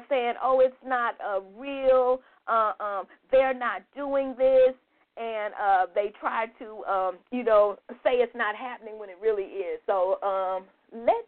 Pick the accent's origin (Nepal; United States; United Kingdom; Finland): United States; a proud indigenous black woman here in the U.S.